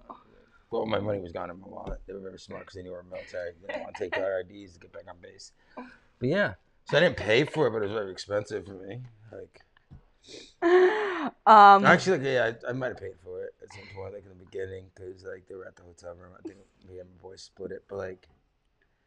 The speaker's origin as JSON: {"language": "English", "region": "New York", "country": "United States", "said": "because I was from New York"}